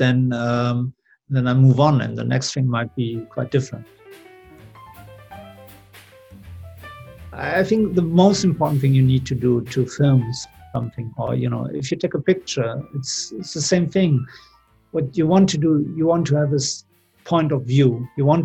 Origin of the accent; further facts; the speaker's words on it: Germany; moved away as an adult; also born or lived in Seville, Spain / London; I grew up in Germany